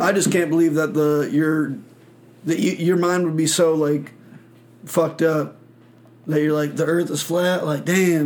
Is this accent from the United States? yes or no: yes; Michigan, United States; moved away; I'm from Michigan